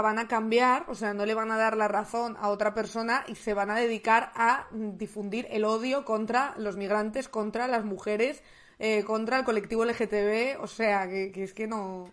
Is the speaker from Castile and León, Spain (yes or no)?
yes; León, Castile and León, Spain; yo soy de León